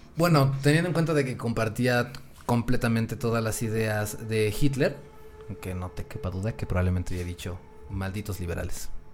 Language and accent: Spanish; Mexico; nuestro país